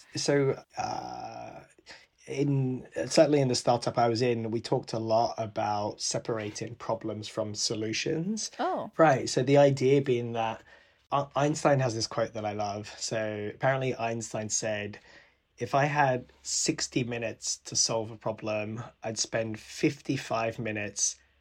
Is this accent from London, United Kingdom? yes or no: yes; London, United Kingdom; my family's Sri Lankan I was born here in London but my parents grew up in Sri Lanka